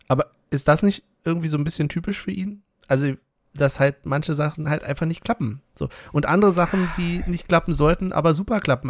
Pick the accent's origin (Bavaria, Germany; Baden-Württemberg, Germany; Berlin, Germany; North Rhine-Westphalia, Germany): Berlin, Germany; wir sind halt auch Berliner